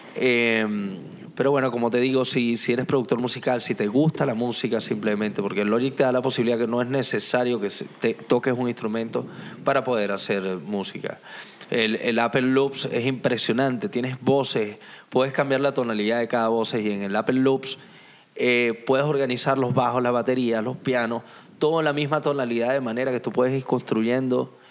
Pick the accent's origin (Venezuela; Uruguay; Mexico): Venezuela; now in Tenerife, Spain; Soy venezolano